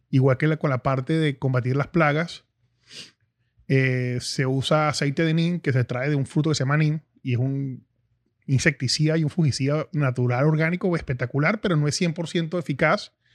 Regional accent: Caracas, Capital District, Venezuela; yo nací en Caracas, una ciudad en pleno auge en los 80, y no conocía como tal el campo

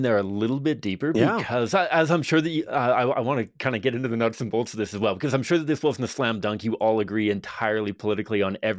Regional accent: Victoria, British Columbia, Canada; I grew up in Victoria, BC, which is like the Seattle of Canada kind of thing.

